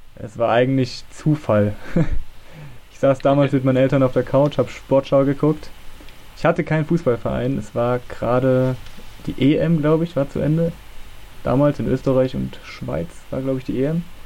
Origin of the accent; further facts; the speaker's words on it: Germany; bin aus Nähe Leipzig, ist eigentlich zwischen Leipzig und Halle